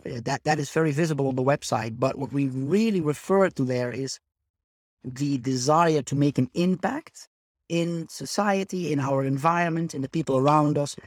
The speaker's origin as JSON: {"language": "English", "country": "Netherlands", "moved": "as an adult", "lives_now": "Spain", "said": "I am originally from the Netherlands, hence the Dutch name"}